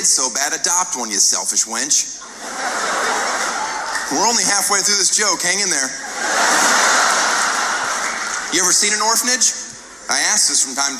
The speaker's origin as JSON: {"language": "English", "country": "United States", "said": "I'm American"}